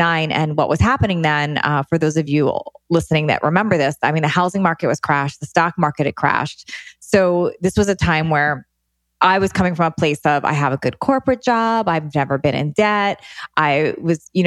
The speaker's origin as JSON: {"language": "English", "area": "D.C.", "region": "Maryland", "country": "United States", "tie": "born or raised there", "moved": "yes", "lives_now": "West Coast, United States", "said": "I grew up outside of Washington, D.C."}